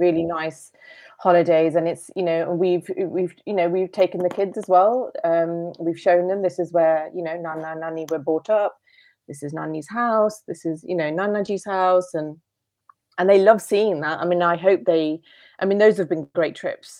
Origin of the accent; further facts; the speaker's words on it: United Kingdom; I'm British, and, and home is, is the U K